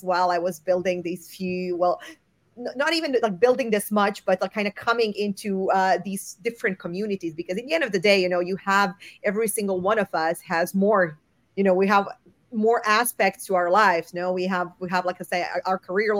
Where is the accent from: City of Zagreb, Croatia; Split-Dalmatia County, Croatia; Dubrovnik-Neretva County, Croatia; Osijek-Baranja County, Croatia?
City of Zagreb, Croatia; Zagreb; moved away as an adult; also born or lived in Portugal / Barcelona, Spain; now in Munich, Germany; I was born and raised in Croatia, in Zagreb.